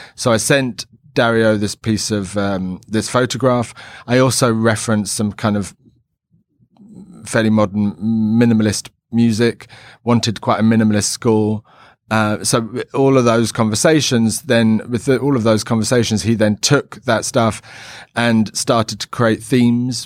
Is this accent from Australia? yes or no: no; London, United Kingdom; growing up in London in, like, the seventies